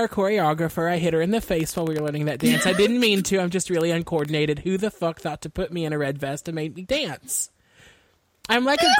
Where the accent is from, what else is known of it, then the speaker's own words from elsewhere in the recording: Texas, United States; I'm from Texas, so I'm familiar enough with the area.